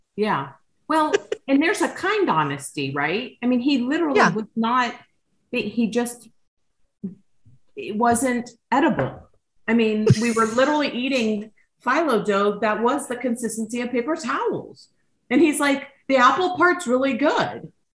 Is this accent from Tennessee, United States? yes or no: no; Miami-Dade County, Florida, United States; I grew up in Miami-Dade County